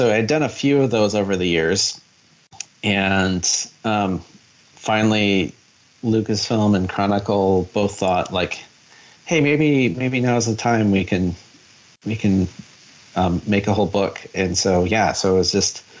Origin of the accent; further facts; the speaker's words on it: Michigan, United States; growing up in Michigan